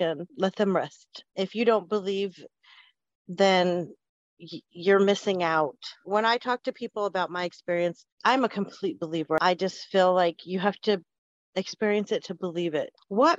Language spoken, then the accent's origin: English; Spokane, Washington, United States; I'm from Spokane, Washington.